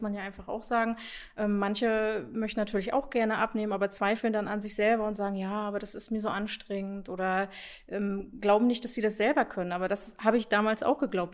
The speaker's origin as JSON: {"language": "German", "area": "Usedom", "region": "Mecklenburg-Vorpommern", "country": "Germany", "said": "ich komme von der Insel Usedom, beziehungsweise aus dem Umfeld der Insel Usedom"}